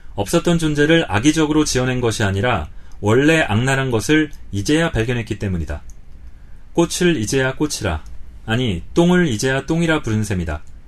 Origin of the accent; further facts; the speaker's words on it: South Korea; 저는 남자로 어, 쭉 한국에서 살고 있는데 저도 한국 남자라는 정체성을 벗어날 수는 없습니다만